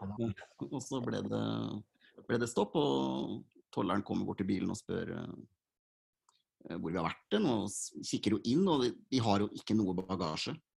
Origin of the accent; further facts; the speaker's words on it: Fredrikstad, Østfold, Norway; jeg er 37 og født og oppvokst i Fredrikstad